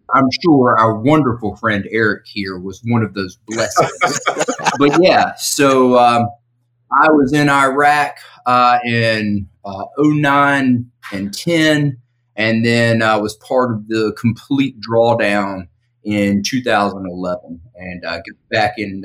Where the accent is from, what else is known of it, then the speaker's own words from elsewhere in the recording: the South, United States; I grew up in the South